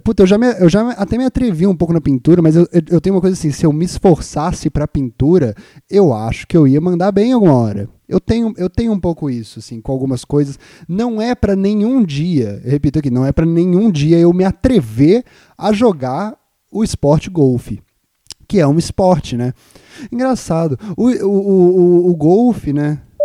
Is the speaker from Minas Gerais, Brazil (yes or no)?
yes; Juiz de Fora, Minas Gerais, Brazil; moved away; o naipe do lugar de onde eu vim